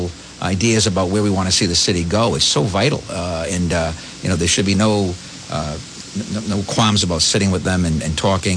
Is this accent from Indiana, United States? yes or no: no; Woonsocket, Rhode Island, United States; I come from here, Roger. I was born and bred.